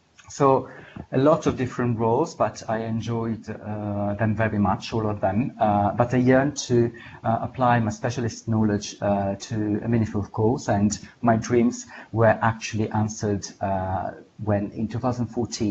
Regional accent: Ostuni, Apulia, Italy; English is a second language; I was born in a tourist town in the south of Italy called Ostuni

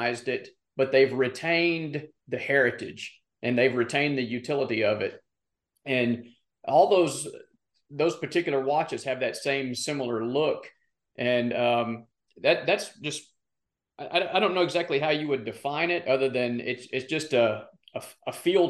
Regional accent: Arkansas, United States; growing up in Arkansas

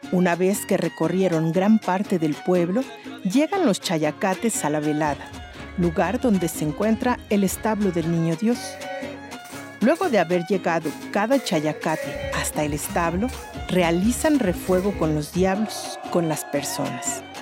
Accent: Villa de Álvarez, Colima, Mexico; Del municipio de Villa de Álvarez, aquí en Colima.

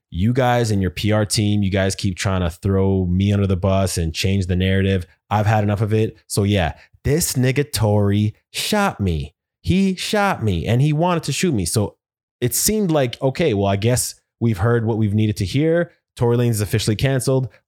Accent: Houston, Texas, United States; Now, I'm from Houston.

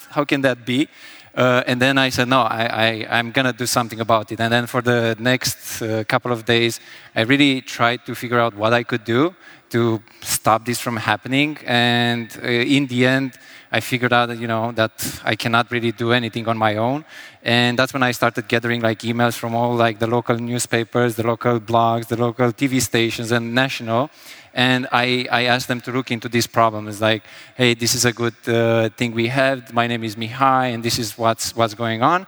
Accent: Sibiu, Sibiu County, Romania; English is a second language; in Sibiu, Romania, from there originally.

